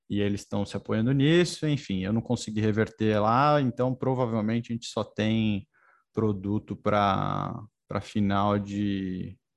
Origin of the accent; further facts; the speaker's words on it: Botucatu, São Paulo, Brazil; moved away; Eu sou, sou de Botucatu. Família toda segue em Botucatu. Segue lá.